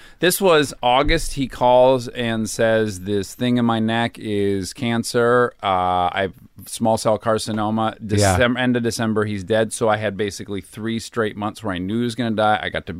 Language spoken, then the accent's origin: English; Milford, Michigan, United States; Well, I'm from Michigan. I'm from a suburb of Detroit.